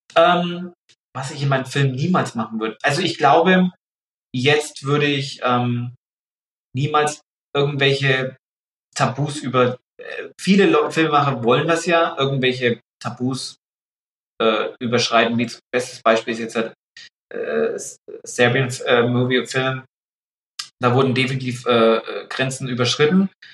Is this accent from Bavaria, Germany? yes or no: yes; Pappenheim, Bavaria, Germany; aus Pappenheim, aus meiner Heimat